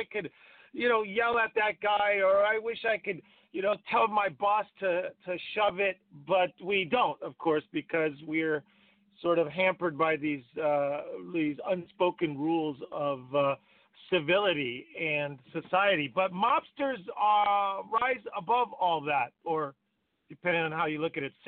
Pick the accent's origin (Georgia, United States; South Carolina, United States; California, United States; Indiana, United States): California, United States; San Francisco; moved away as an adult; now in Los Angeles, United States; I grew up in San Francisco. I spent most of my life there, and then I moved to LA probably 14 years ago